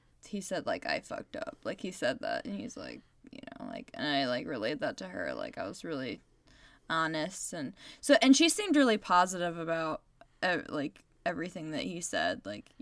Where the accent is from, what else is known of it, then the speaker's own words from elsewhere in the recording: Chicago, Illinois, United States; accent: Chicago; My Chicago accent coming out.